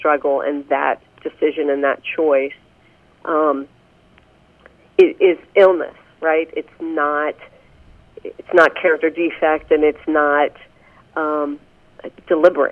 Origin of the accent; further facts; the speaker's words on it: Pennsylvania, United States; now in Indiana, United States; I grew up back in Pennsylvania